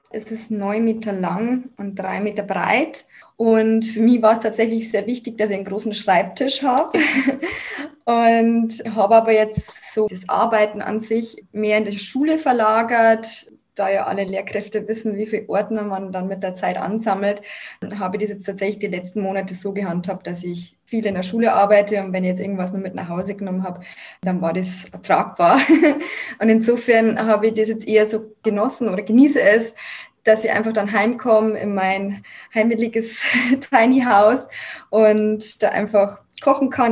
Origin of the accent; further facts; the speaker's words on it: Lower Bavaria, Germany; moved away as an adult; also born or lived in Munich; meine Heimat angegeben, weil es wäre ja dann Niederbayern gewesen